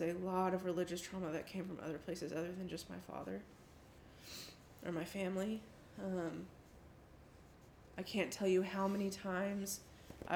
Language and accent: English; the South, United States; growing up in the South and in the church